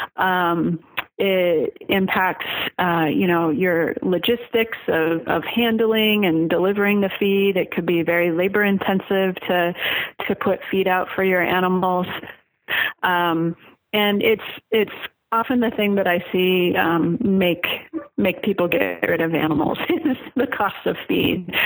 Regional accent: Oregon, United States; moved away as an adult; I grew up in Oregon, so it wasn't a hard decision for us to come back to Oregon.

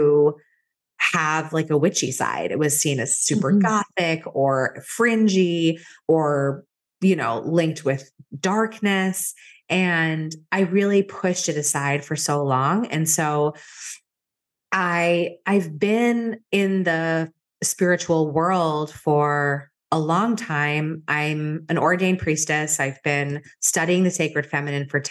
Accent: outside of Boston, Massachusetts, United States; I grew up outside of Boston, very close to where I live right now, in a pretty traditional town.

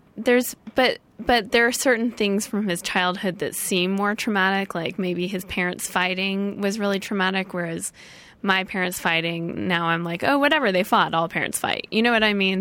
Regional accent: St. Louis, Missouri, United States; now in Los Angeles, United States; I grew up in St. Louis.

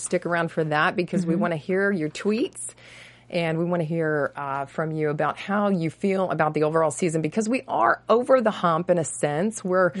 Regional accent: Texas, United States; now in Los Angeles, United States; I grew up in Texas

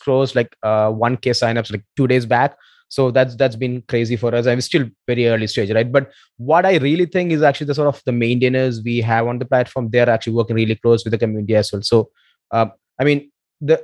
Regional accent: Kerala, India; also born or lived in Bangalore; Right now, I'm actually back in Kerala. I'm from Kerala. It's down south in India.

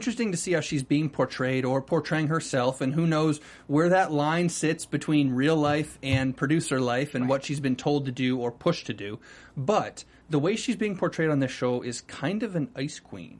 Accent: North Carolina, United States; moved away; You're talking to two North Carolinians now.

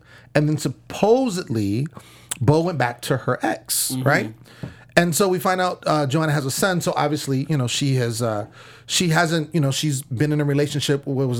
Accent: Sacramento, California, United States; now in Los Angeles, United States; I'm from SAC. I'm a Kings fan

